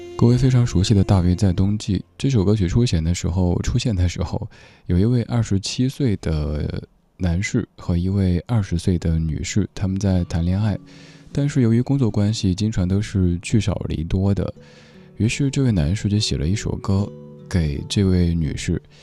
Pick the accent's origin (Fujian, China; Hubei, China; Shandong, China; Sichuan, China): Sichuan, China; Chengdu; now in Beijing, China; 小时候在成都也见过雪的